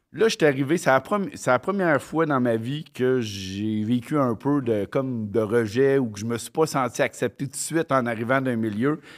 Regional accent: Quebec, Canada; also born or lived in Mont-Joli, Quebec / Longueuil, Quebec; on est parti du Mouchiné à Montjoly, dans le Bas-Saint-Laurent

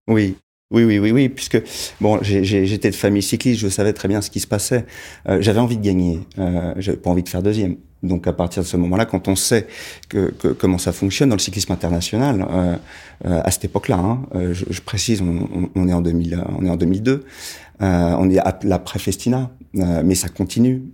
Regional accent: Bondy, Île-de-France, France; j'ai parcouru les petites rues de Bondy où j'ai grandi, à Bondy Nord, dans les quartiers populaires.

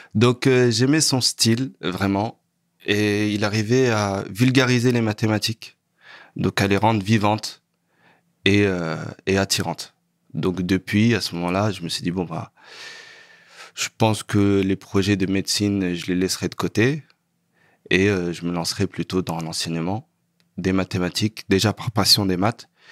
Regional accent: Sarcelles, Île-de-France, France; also born or lived in Saint-Denis; je suis né à Saint-Denis, mais j'ai grandi à Sarcelles

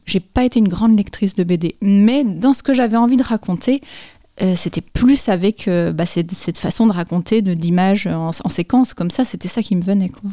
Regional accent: Dole, Bourgogne-Franche-Comté, France; moved away as an adult; also born or lived in Épinal; j'ai grandi à Dole, dans le Jura

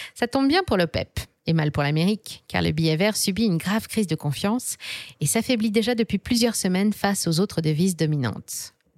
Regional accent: France; chez nous, en France

